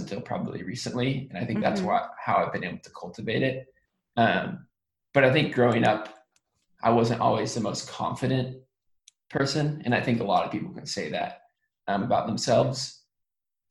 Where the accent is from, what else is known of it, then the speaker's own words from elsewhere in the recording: Sonoma County, Northern California, United States; now in Los Angeles, United States; I live in Los Angeles now, but I was born and raised in Sonoma County, which is an hour north of San Francisco, in Northern California